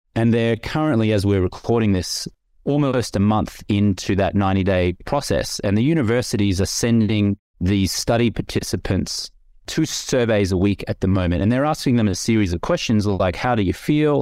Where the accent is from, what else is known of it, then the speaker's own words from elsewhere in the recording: Australia; I grew up in the Australian culture